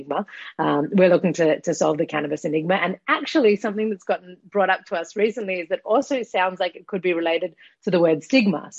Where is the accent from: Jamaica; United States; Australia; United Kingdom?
Australia; accent: Australian; moved away as an adult; now in Israel; I'm Australian, as you might be able to hear from my accent, but I've been in Israel for the past 15 years now